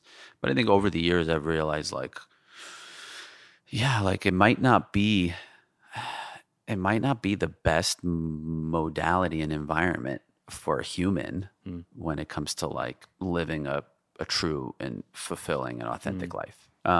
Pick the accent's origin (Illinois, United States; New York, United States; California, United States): New York, United States; Jamaica; Like I grew up in Jamaica, Queens, right. Forest Hills, Queens, Manhattan.